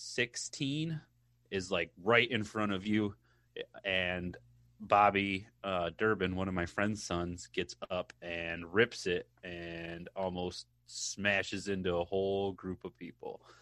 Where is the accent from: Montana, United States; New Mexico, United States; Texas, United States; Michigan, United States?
Michigan, United States; I'm from Michigan. I think I said that in one episode, but, um, from the cold state of Michigan